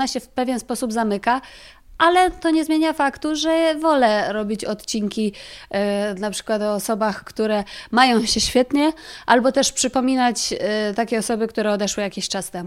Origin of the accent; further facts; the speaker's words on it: near Kraków, Lesser Poland, Poland; moved away as an adult; now in Warsaw, Poland; ja jestem spod Krakowa